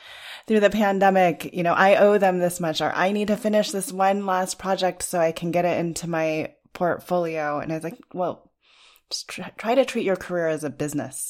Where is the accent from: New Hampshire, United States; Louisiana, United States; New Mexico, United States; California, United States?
New Mexico, United States; Los Alamos; I grew up in Los Alamos, New Mexico